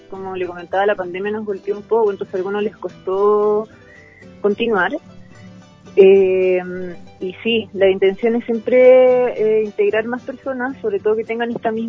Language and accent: Spanish; Río Bueno, Los Ríos, Chile; Yo toda mi vida me quedé en el campo. Mi familia tiene una lechería, yo soy del sector de Río Bueno eh, cerca de bueno